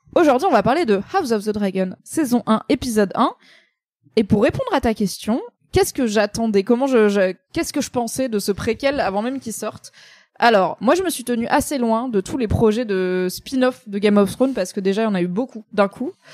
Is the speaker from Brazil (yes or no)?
no; Grand Est, France; Je suis alsacienne un peu, tu vois, donc je suis un peu protestante